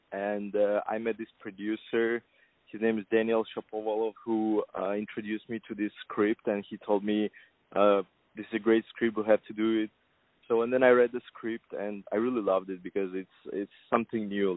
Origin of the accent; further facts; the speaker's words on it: Kazakhstan; moved away as an adult; now in United States; born in Kazakhstan, and I'm originally from Kazakhstan